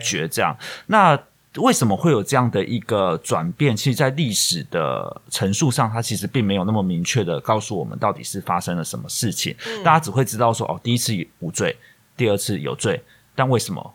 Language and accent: Chinese; Taiwan; 我们作为台湾人也好